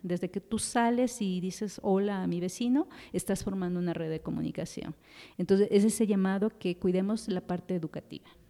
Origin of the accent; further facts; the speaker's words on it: Quito, Pichincha, Ecuador; moved away as an adult; now in Mexico; yo soy de Ecuador, de Quito